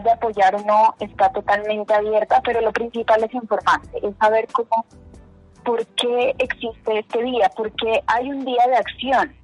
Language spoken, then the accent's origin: Spanish; Ipiales, Nariño, Colombia; now in Bogotá, Colombia; soy de Ipiales, Nariño. Eh, ahora actualmente en Bogotá